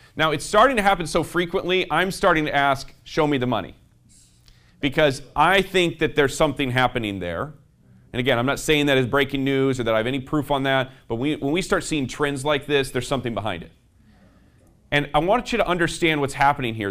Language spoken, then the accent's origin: English; South Bend, Indiana, United States; I'm from South Bend, Indiana